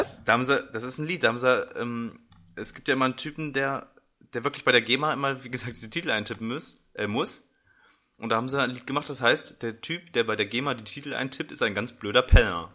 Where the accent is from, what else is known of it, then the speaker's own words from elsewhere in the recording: Braunschweig, Lower Saxony, Germany; ich komm halt aus Braunschweig